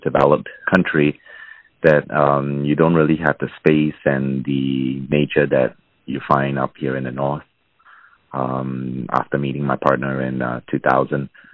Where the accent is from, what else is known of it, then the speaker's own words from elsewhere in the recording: Singapore; also born or lived in Toronto, Canada; now in Ontario, Canada; originally, I came from Singapore